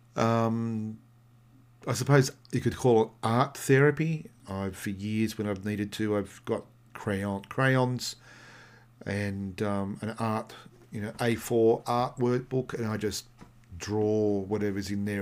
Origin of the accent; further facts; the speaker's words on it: Australia; I'm come from Australia